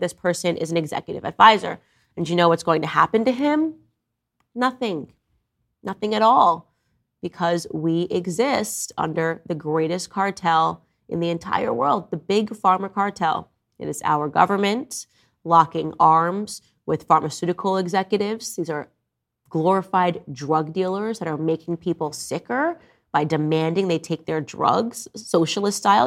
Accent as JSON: {"language": "English", "region": "New York", "country": "United States", "tie": "born or raised there", "moved": "yes", "said": "I was born in New York. My entire family lives in New York"}